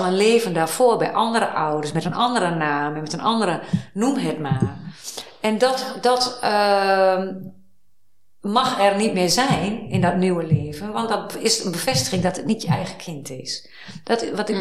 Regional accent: Twente, Overijssel, Netherlands; also born or lived in Amsterdam; now in Hilversum, Netherlands; ik ben opgegroeid in Twente.

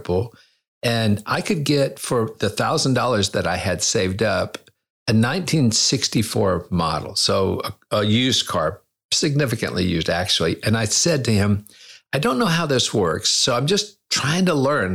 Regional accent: United States; moved away as an adult; also born or lived in China; I'm a Christian. I'm an American.

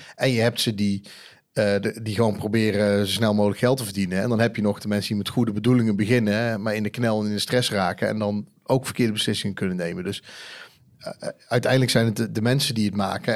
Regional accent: Eindhoven, North Brabant, Netherlands; Ik kom uit Eindhoven

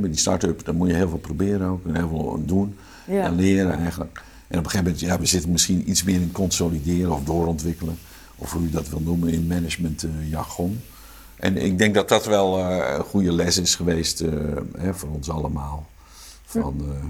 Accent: Amsterdam, North Holland, Netherlands; accent: Amsterdam; Ik zeg, Johan! Johan! Op mijn Amsterdamse accent. kwam ineens weer tevoorschijn.

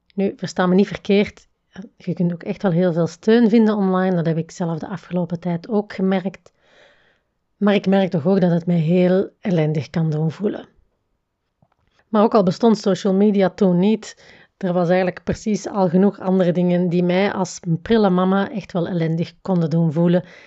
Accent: the Campine, Flanders, Belgium; moved away as an adult; also born or lived in another part of Belgium (20 years); Ik ben namelijk opgegroeid in de Kempen, noorden van België

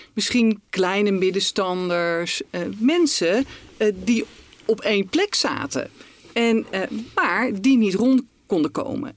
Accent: Netherlands; als Nederlanders

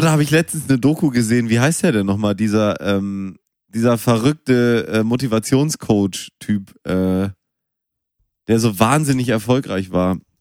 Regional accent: Münster, North Rhine-Westphalia, Germany; moved away; Ich bin ja in Münster geboren

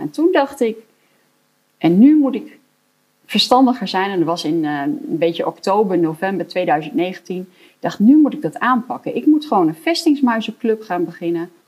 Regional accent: Elburg, Gelderland, Netherlands; ik kom uit Elburg

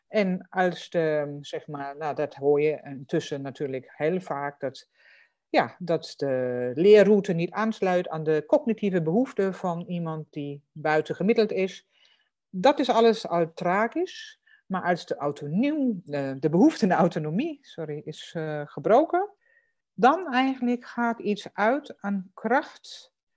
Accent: Germany; Dutch is a second language; moved away; voor mij als Duitser

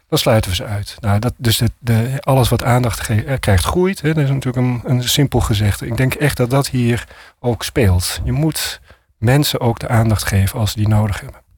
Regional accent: Amsterdam, North Holland, Netherlands; ik als Amsterdammer

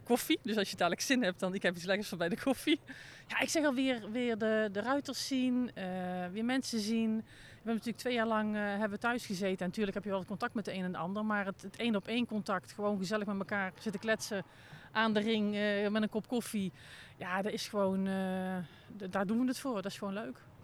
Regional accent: North Brabant, Netherlands; Ik kom zelf uit Brabant

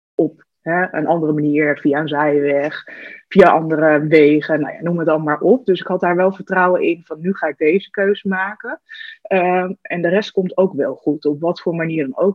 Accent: Hasselt, Overijssel, Netherlands; moved away as an adult; also born or lived in the middle of the Netherlands; ik ben, eh, opgegroeid in de buurt van Zwolle, in een, eh, klein dorpje Hasselt

